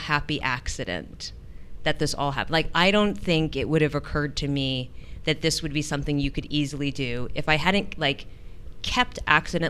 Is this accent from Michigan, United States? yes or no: no; San Francisco, California, United States; now in New York, United States; in San Francisco, my hometown